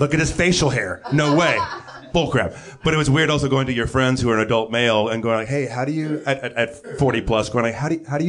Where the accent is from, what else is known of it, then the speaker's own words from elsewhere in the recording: Bakersfield, California, United States; I grew up in Bakersfield, California